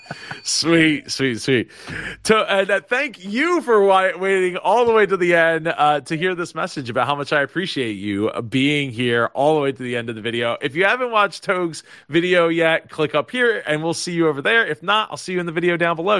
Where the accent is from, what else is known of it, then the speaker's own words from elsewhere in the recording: New Jersey, United States; I'm in South Jersey. Bo-, born and raised in South Jersey